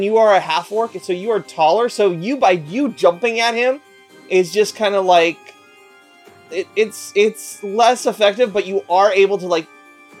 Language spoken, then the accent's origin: English; United States; I am the only one in my family born in the States.